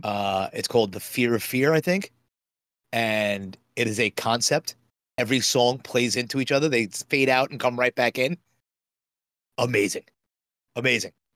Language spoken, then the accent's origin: English; New York City, New York, United States; I grew up in Bayside